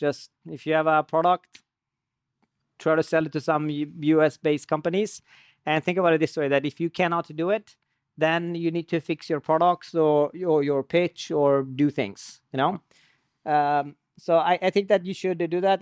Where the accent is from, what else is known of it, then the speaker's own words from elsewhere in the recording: Sweden; moved away as an adult; also born or lived in Iran; now in United States; So I was born in Iran, and I, and I lived most of my life in Sweden. And ten years ago, uh, I moved to the U S